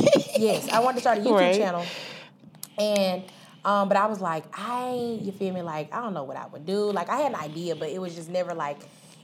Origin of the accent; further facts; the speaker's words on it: Tuscaloosa, Alabama, United States; I am from Tuscaloosa, Alabama, home of the Crazy Tide.